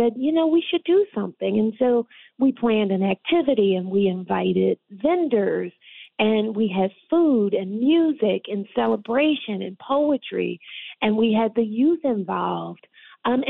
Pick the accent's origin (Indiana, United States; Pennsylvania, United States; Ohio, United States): Pennsylvania, United States; Philadelphia; now in Waterbury, United States; I'm from Philadelphia